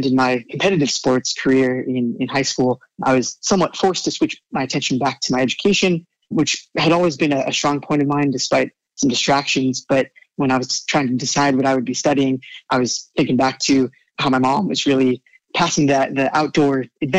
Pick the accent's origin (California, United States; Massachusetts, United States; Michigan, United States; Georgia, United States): California, United States; San Diego; I am calling from San Diego, California, which is where I was also raised. Spent almost the entirety of my youth in the 90s and 2000s